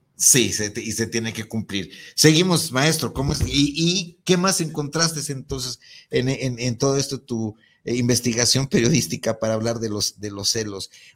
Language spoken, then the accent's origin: Spanish; Mexico; los mexicanos éramos los más celosos del planeta